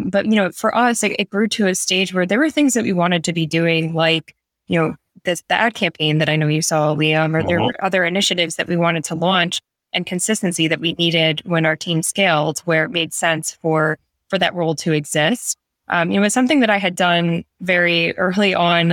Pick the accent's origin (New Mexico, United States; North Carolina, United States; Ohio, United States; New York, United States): New York, United States; New York City; I'm a New Yorker.